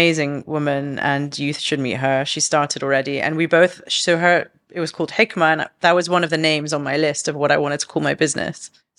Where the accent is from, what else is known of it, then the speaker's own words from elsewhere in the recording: London, United Kingdom; now in Dubai, United Arab Emirates; Like, even though she grew up in Canada, I grew up in London, but we had roots elsewhere.